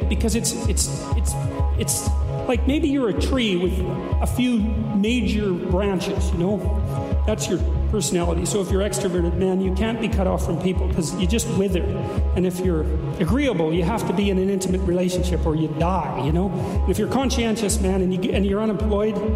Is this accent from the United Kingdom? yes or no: no; Canada; as a Canadian